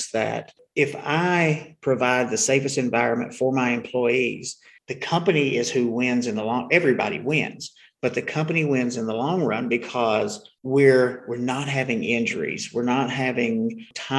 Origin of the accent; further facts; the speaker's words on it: Tazewell, Virginia, United States; I'm born and bred in Tazewell, Virginia.